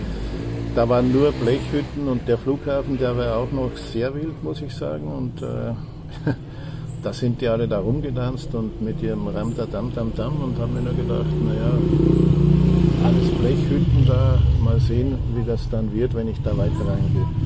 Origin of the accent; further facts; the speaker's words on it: Salzburg, Austria; Ja, ich, äh, ich, also ich bin Österreicher.